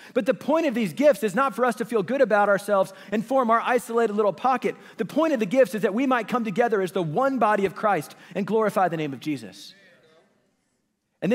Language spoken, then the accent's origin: English; Kansas City, Missouri, United States; In fact, I grew up in Kansas City, and I went to this elementary school that my church operated